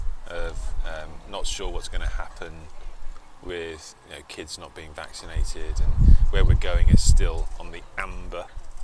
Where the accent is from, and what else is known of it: Cheltenham, South West England, United Kingdom; born or raised there